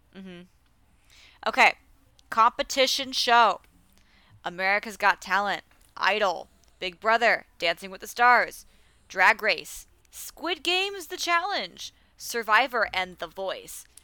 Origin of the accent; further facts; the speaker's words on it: Philadelphia, Pennsylvania, United States; as a Philadelphian